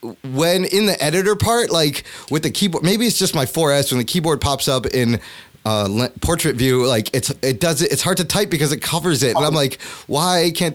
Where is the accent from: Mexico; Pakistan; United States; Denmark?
Pakistan; I'm going to have to say, man, I'm just going to say Pakistan because I'm Pakistani.